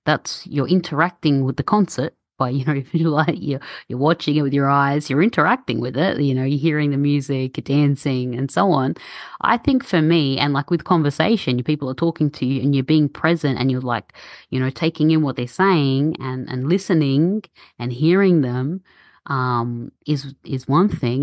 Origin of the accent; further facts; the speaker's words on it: Australia; born and raised in Australia, but my parents are from Egypt and I speak Arabic